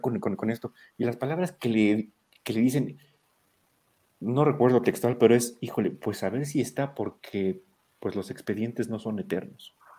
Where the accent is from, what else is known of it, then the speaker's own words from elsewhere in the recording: Mexico; todos los que somos mexicanos, que vivimos en México